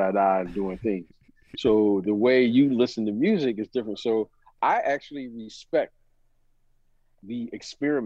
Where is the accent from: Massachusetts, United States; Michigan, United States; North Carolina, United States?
Michigan, United States; Detroit; I'm from Detroit. That's Motown.